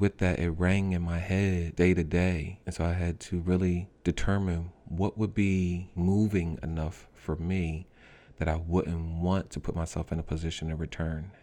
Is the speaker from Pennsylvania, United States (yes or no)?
yes; Norristown, Pennsylvania, United States; also born or lived in North Carolina / West Philadelphia; now in Philadelphia, United States; I'm originally from Norristown